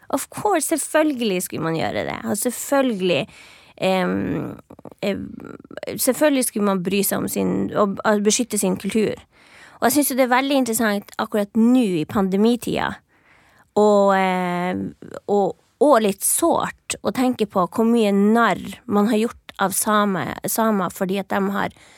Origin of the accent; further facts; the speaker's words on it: Finnmark, Norway; moved away as an adult; now in Oslo, Norway; når jeg vokste opp i Finnmark